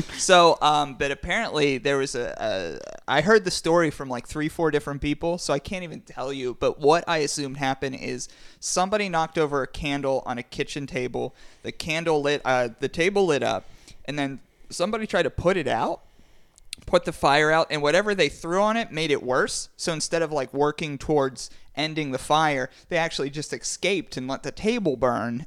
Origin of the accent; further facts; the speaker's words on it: Pittsburgh, Pennsylvania, United States; we are from Pittsburgh